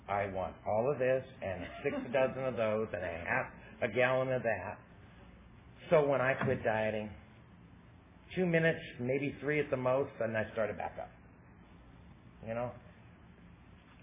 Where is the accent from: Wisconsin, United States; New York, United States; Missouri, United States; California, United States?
California, United States; Southern; I'm from Southern California